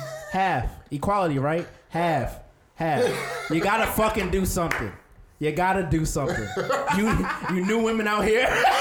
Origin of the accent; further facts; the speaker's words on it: Jamaica; Sir, I'm Jamaican.